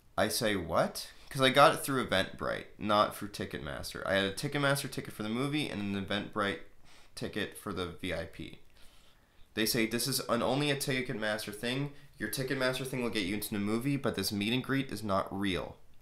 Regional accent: Canada; I'm Canadian

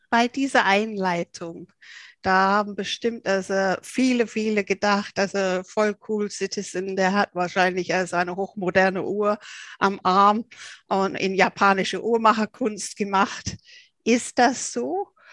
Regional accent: England, United Kingdom; ich als Engländerin

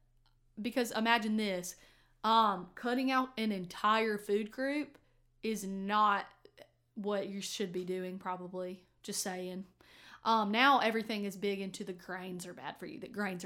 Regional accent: Fairhope, Alabama, United States; So I grew up like in Fairhope and like this area. And so I grew up going to parades.

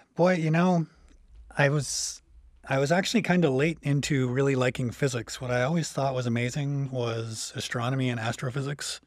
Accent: about an hour outside Toronto, Ontario, Canada; moved away as an adult; also born or lived in Chicago / Montreal; now in Champaign-Urbana, United States; I'm from Canada, originally from about an hour outside Toronto.

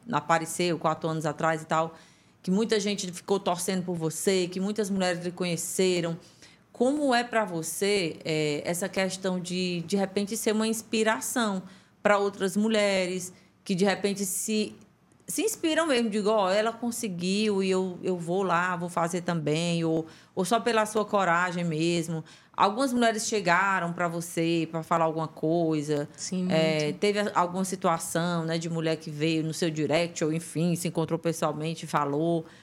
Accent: Teresina, Piauí, Brazil; born there; Em Teresina. Teresina mesmo.

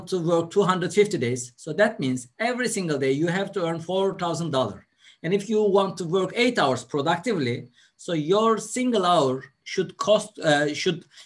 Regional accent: Turkey; also born or lived in London, United Kingdom / Dubai, United Arab Emirates; I was born in a village where there is no water, no electricity, no roads

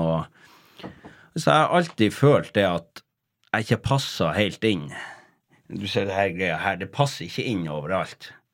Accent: Tromsø, Troms, Norway; moved away; jeg vokste opp i Kattfjorden eh, på yttersida av Kvaløya i Tromsø.

